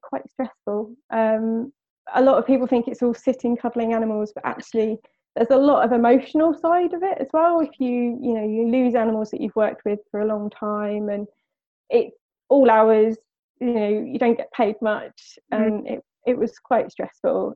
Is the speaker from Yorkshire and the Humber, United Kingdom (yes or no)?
no; West Sussex, South East England, United Kingdom; I am born and raised in West Sussex